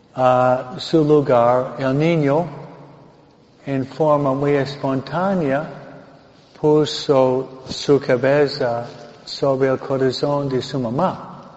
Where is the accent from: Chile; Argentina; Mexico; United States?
United States; Michigan; now in California, United States; yo nací en Michigan, no Michoacán